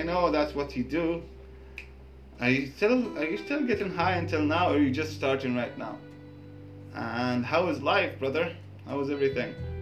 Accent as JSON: {"language": "English", "country": "Jordan", "moved": "yes", "lives_now": "Thailand", "said": "I'm from Jordan. We're both living in Thailand."}